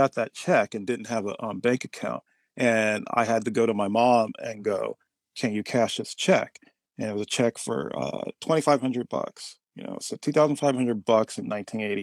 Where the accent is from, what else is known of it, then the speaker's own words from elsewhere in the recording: the Bay Area, California, United States; growing up in the Bay Area